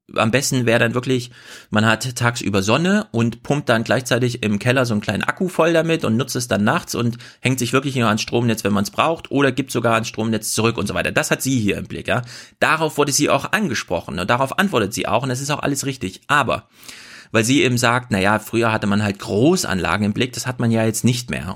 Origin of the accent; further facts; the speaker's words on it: Thuringia, Germany; in Thüringen, in meiner Heimat